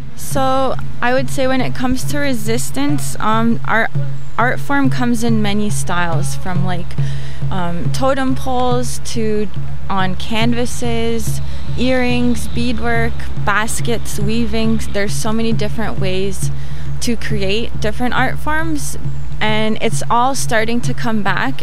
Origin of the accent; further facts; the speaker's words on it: Toronto, Ontario, Canada; I'm from Toronto